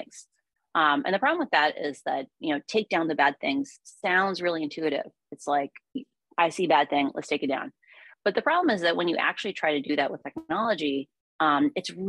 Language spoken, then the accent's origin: English; Iowa, United States; I grew up in Iowa.